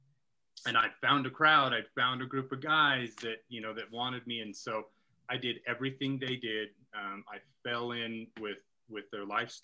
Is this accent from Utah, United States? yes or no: yes; Utah, United States; I grew up here in Utah